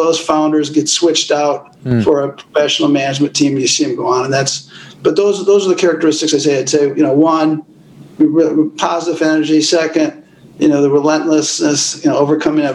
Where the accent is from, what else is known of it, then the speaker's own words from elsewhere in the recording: Minneapolis, Minnesota, United States; I grew up in Minneapolis, public schools, public college